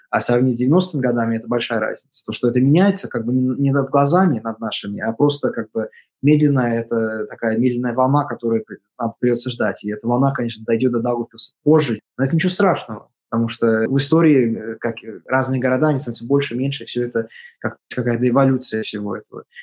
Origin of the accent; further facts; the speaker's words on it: Russia; also born or lived in Latvia; я из э, России, у меня, и даже если я родился в Латвии, у меня в паспорте написано Russia, born in Russia.